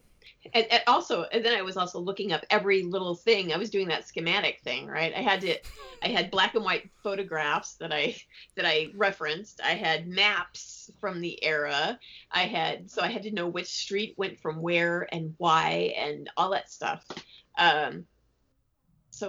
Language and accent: English; United States; I'm an American and I'm not Irish